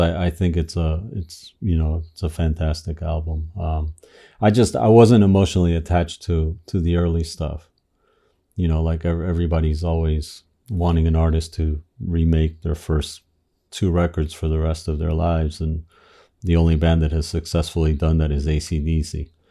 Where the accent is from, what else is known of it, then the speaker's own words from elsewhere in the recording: Miami, Florida, United States; also born or lived in Argentina; I grew up in Miami. I was born in, in Argentina, uh, moved to Miami when I was a kid